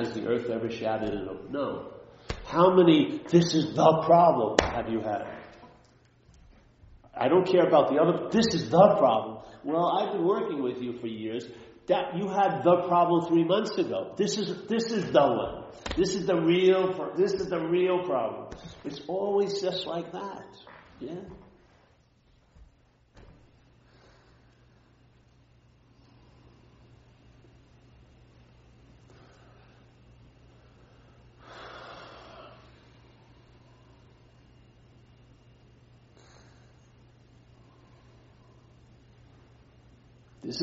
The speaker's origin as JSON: {"language": "English", "region": "New York", "country": "United States", "said": "I'm from New York"}